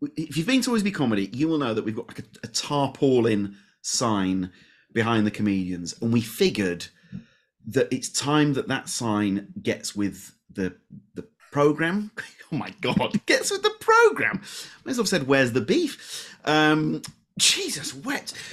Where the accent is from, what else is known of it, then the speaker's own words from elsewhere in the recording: Leeds, Yorkshire and the Humber, United Kingdom; I'm from Leeds